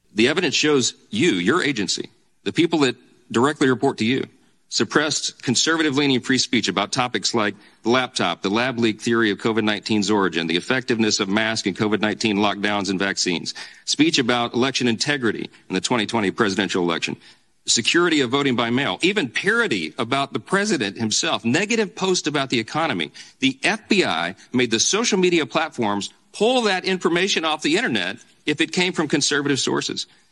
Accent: Louisiana, United States; my home state of Louisiana

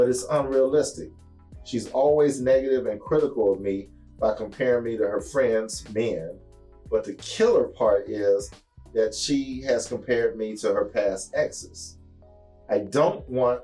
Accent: Houston, Texas, United States; moved away as an adult; also born or lived in East Coast; I being born and raised in Houston, I remember it when I was a kid, but after I left here

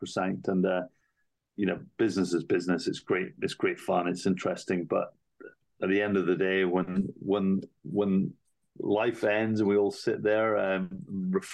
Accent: United Kingdom; moved away; also born or lived in Asia / New York / London; I'm British, but I've worked mainly in Asia.

